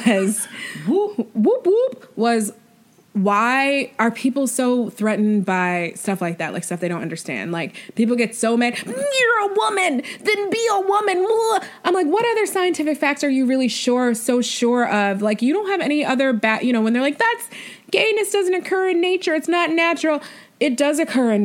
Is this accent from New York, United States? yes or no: yes; New York, United States; me being from New York State, but then, like, being a New Yorker for, like, 10 years.